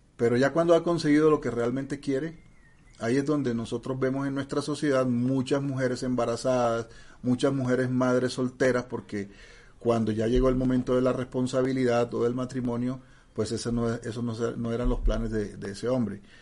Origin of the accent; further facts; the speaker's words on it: Barranquilla, Atlántico, Colombia; accent: costeño; moved away; yo soy de origen barranquillero costeño